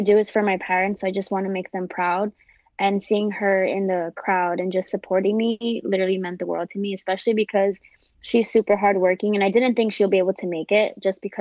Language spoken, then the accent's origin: English; New York City, New York, United States; I grew up, born and raised in the South Bronx